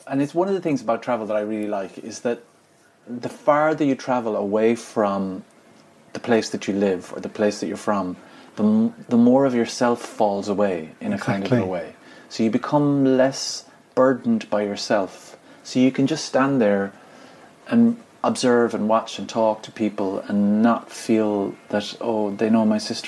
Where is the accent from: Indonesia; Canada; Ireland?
Ireland; I'm from Ireland